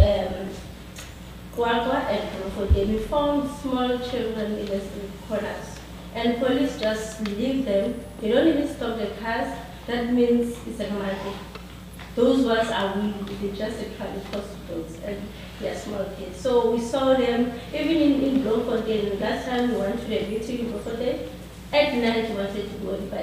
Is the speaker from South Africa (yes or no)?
yes; South Africa; I'm from South Africa also